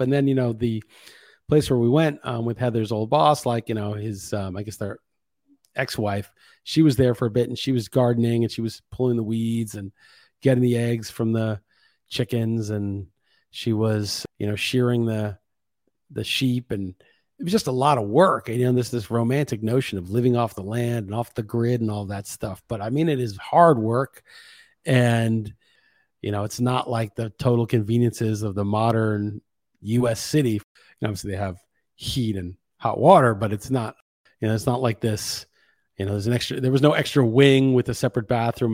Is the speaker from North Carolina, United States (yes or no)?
no; New York, United States; moved away as an adult; now in Lisbon, Portugal; when you're from the States and especially growing up in New York